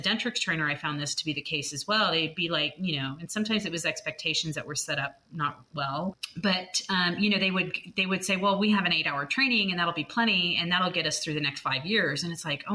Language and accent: English; California, United States; I grew up in California, and he had a dental lab out there.